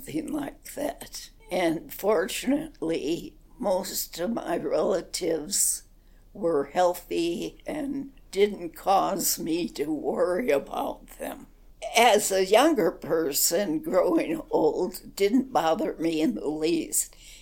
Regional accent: Chicago, Illinois, United States; moved away as an adult; now in Moab, United States; Chicago, grew up there, and lived there.

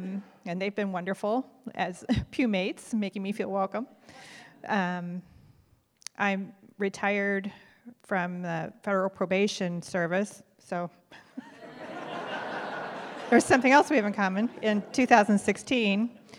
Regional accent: Bremen, Indiana, United States; also born or lived in Florida; Well, I was born in Florida, but my family moved around a lot, and we kept going back to Bremen, Indiana, where we were baptized and confirmed in St. Paul's Lutheran Church.

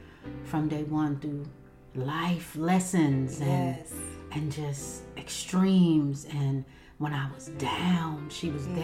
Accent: Raleigh, North Carolina, United States; I am here from Raleigh, North Carolina. I am a mother of three. I am saved. I am baptized in Jesus' name.

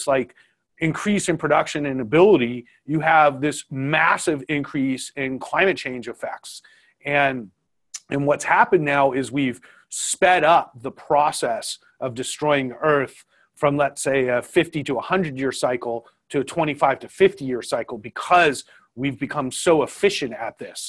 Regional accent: Southern California, United States; I grew up here in Southern California

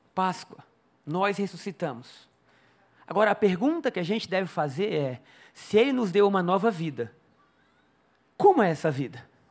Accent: Brazil; Eu nasci no Brasil.

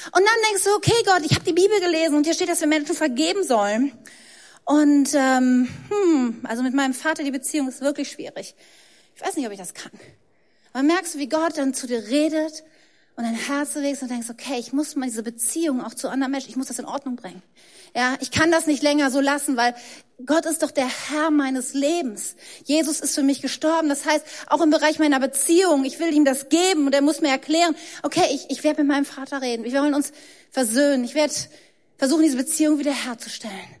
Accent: Germany; ich bin Deutsche. Ich habe mir das nicht ausgesucht. Ich wurde von deutschen Eltern in Deutschland geboren, deshalb habe ich einen deutschen Pass, ich spreche Deutsch

